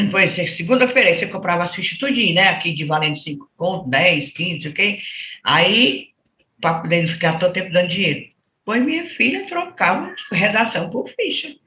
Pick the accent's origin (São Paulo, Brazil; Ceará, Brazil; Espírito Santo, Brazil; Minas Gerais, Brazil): Ceará, Brazil; Crato; born there; … de Crato, é, sou nasci no Crato.